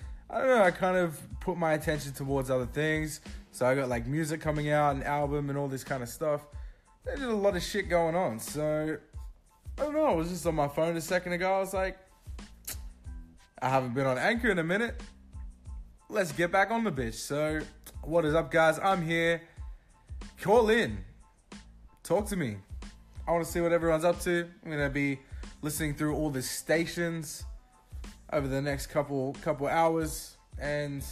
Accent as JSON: {"language": "English", "country": "Australia", "accent": "Australian", "said": "I know you've been missing this authentic Australian accent"}